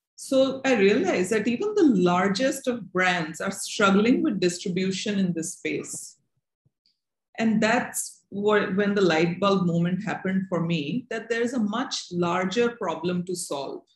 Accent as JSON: {"language": "English", "town": "Ahmedabad", "region": "Gujarat", "country": "India", "tie": "born or raised there", "said": "I grew up in Ahmedabad"}